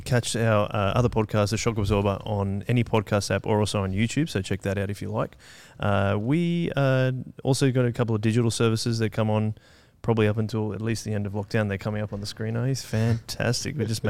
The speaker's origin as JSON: {"language": "English", "area": "the Shire", "region": "New South Wales", "country": "Australia", "tie": "born or raised there", "also_born_or_lived": "Canberra", "said": "I've stayed in the Shire all my life, except when I was born in Canberra, like Amy was, and then moved up with my family."}